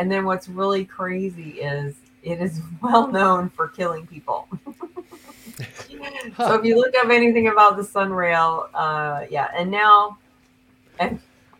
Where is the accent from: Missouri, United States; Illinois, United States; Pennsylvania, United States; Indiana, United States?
Illinois, United States; Chicago; now in Orlando, United States; because I came down from Chicago, so it's from my frame of reference.